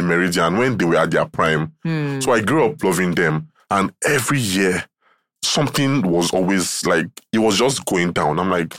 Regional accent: Lagos, Nigeria; also born or lived in Osun; I'm from Osun in Lagos, but it's Lagos I claim.

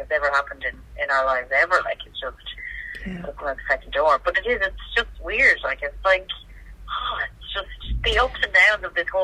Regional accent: Roscommon, Connacht, Ireland; I'm from Roscommon

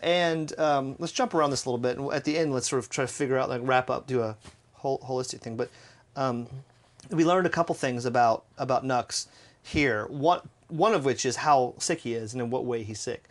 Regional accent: United States; as an American

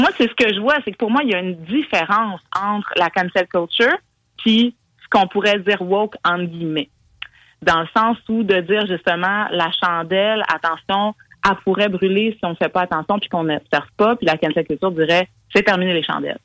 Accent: Quebec, Canada; en tant que Québécois, Québécoise

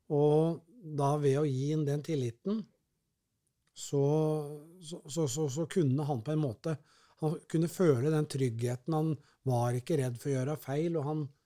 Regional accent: Kongsvinger, Innlandet, Norway; moved away as an adult; also born or lived in Lillehammer; now in Oslo, Norway; jeg er jo født og oppvokst på Kongsvinger.

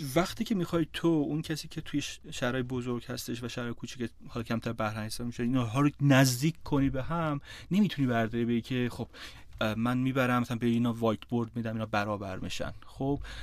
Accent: Iran; من تو روستا بزرگ شدم

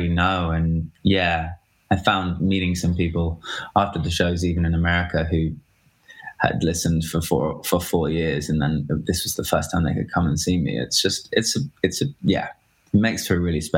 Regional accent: United Kingdom; I'm British

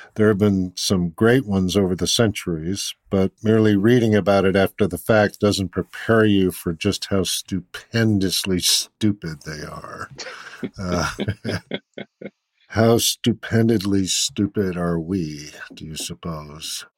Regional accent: Boston, Massachusetts, United States; I grew up in Boston, and it's just transformed from my youth

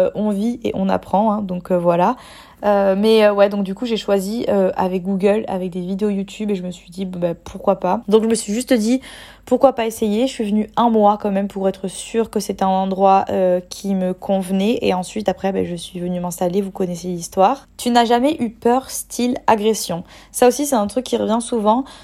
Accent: French Riviera, Provence-Alpes-Côte d'Azur, France; now in Bali, Indonesia; si j'habite en France, de retourner sur la côte d'Azur parce que c'est là où j'ai grandi

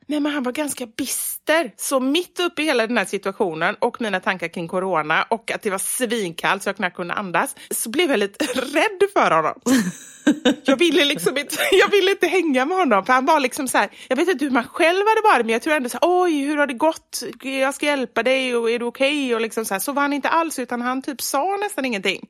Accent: Gothenburg, Västra Götaland, Sweden; accent: Gothenburg dialect (göteborgska); now in Stockholm, Sweden; Och sen är jag faktiskt nöjd med göteborgskan också.

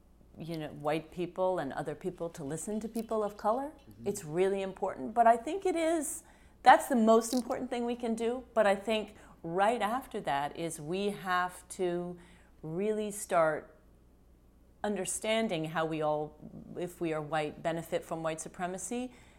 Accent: West Virginia, United States; now in New York, United States; We're from West Virginia, but we've been in New York for a long time

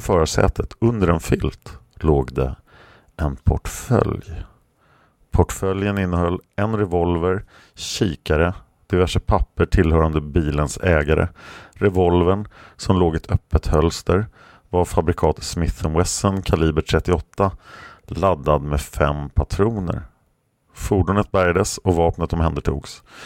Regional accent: Sweden; som svensk

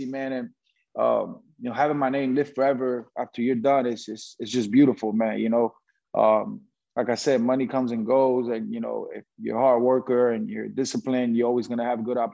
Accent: Puerto Rico; a basketball player growing up in Puerto Rico

